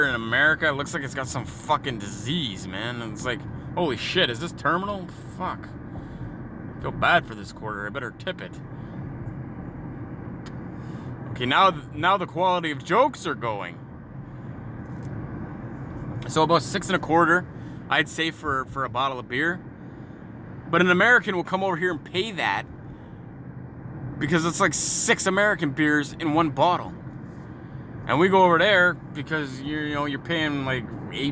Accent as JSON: {"language": "English", "country": "Canada", "said": "we're Canadian"}